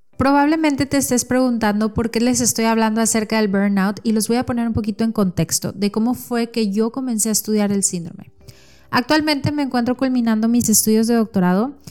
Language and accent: Spanish; Mexico; soy nutróloga mexicana